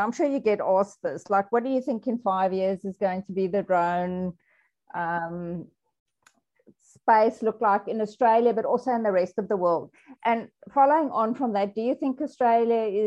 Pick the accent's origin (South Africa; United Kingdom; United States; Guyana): South Africa; I'm a South African